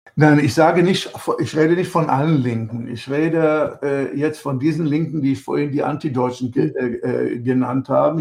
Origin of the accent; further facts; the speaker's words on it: Germany; Ich war in den 60er Jahren, bin ich in Deutschland aufgewachsen